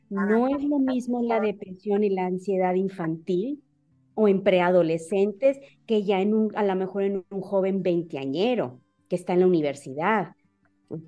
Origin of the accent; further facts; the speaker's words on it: Monterrey, Nuevo León, Mexico; soy de, de Monterrey